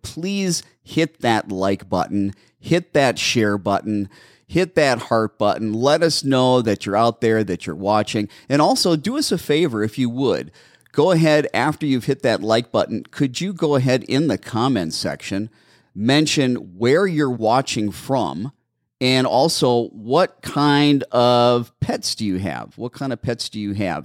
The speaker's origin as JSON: {"language": "English", "town": "Brown Deer", "region": "Wisconsin", "country": "United States", "moved": "yes", "lives_now": "Mesa, United States", "said": "I'm originally from Brown Deer."}